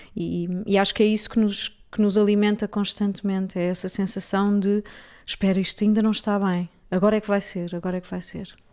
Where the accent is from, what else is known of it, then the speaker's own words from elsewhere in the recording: Portugal; moved away as an adult; also born or lived in England; sendo portuguesa e tendo vivido lá